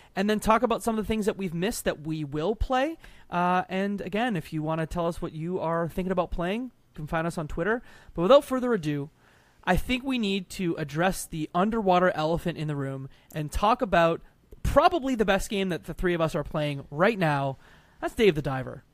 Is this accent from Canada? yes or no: yes; Canada; I'm Canadian. I'm the Canadian between the three of us.